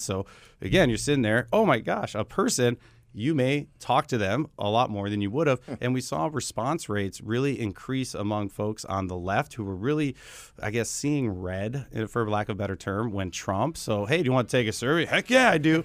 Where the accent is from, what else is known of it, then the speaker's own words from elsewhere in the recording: Wisconsin, United States; now in Arizona, United States; I was from Wisconsin originally